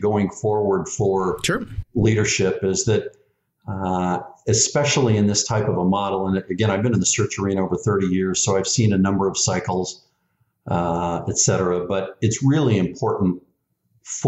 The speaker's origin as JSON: {"language": "English", "area": "the Bay Area", "region": "California", "country": "United States", "tie": "born or raised there", "said": "growing up in the Bay Area with three or four bridges to get across"}